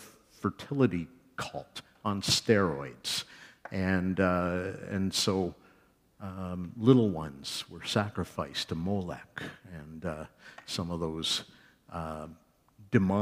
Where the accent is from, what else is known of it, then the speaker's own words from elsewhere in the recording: Canada; we are Canadian evangelical church people